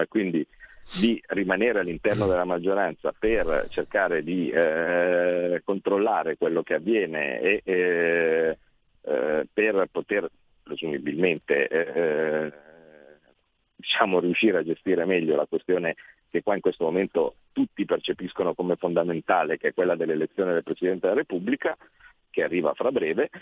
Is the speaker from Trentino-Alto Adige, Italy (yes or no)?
no; Como, Lombardy, Italy; vengo da Como